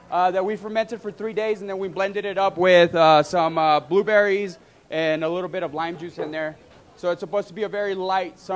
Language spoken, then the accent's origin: English; El Paso, Texas, United States; I'm from El Paso, Texas